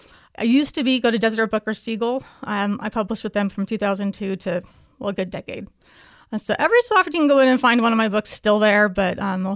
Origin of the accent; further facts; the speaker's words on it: Provo, Utah, United States; also born or lived in Helsinki, Finland; Yeah, well, I grew up mostly in the Provo area in Utah, about an hour south of Salt Lake, except for about 3 years where I lived in Helsinki, Finland, because my parents were presiding over the mission.